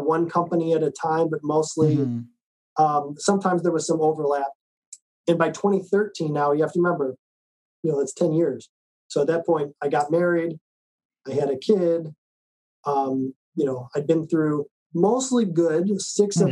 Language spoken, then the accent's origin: English; Chicago, Illinois, United States; moved away as an adult; also born or lived in New Mexico; I'm from Chicago. That's where all this was happening. I grew up in Chicago.